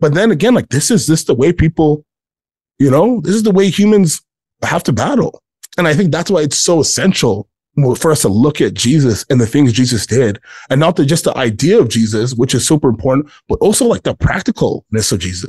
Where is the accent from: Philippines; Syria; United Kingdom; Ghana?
Ghana; And I'm from Ghana, and I grew up in a Black church, and those things are, this is like, I know who I am.